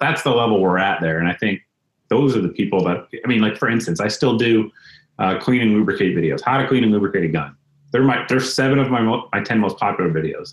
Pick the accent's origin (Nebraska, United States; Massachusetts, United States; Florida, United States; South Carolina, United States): Massachusetts, United States; Springfield; I'm from Springfield, Massachusetts, for those that don't know. So, like, I grew up almost across the street from Smith & Wesson